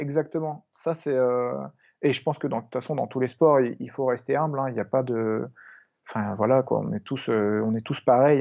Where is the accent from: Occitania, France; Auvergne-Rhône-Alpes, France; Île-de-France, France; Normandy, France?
Normandy, France; Biville; moved away; là où j'ai grandi, là où mes parents vivent encore, en, Normandie, à Biville